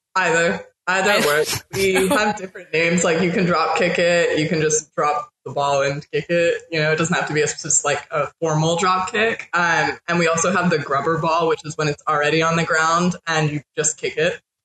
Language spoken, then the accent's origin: English; Northern California, United States; moved away as an adult; now in New Orleans, United States; I'm originally from Northern California